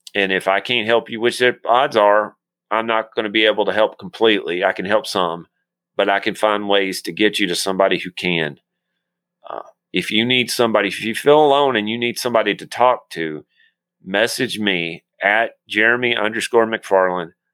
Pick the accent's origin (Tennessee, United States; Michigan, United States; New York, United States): Tennessee, United States; accent: Tennessean; I barely speak Tennessean